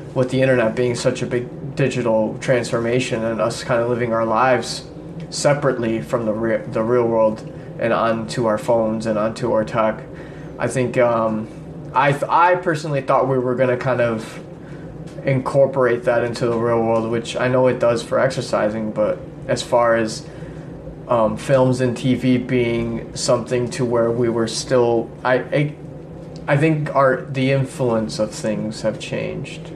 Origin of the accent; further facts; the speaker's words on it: Chicago, Illinois, United States; we grew up in Chicago